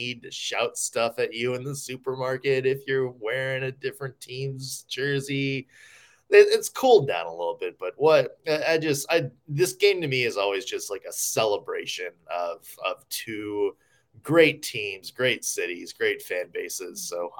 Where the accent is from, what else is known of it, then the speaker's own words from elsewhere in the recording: Nashville, Tennessee, United States; growing up in Nashville